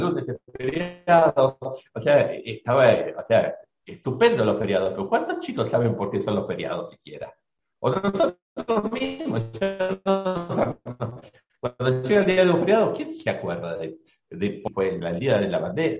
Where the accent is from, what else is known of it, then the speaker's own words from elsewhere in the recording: Buenos Aires, Argentina; also born or lived in Catamarca; soy un porteño que conoce la, Argentina